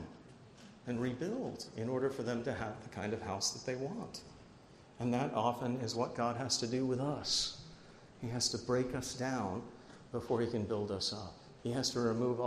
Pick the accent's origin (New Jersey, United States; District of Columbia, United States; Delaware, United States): New Jersey, United States; I'm from New Jersey too